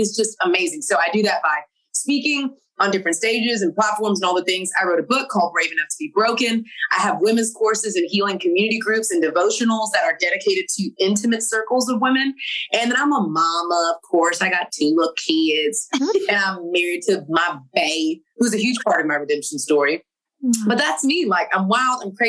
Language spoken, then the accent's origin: English; Texas, United States; I'm from Texas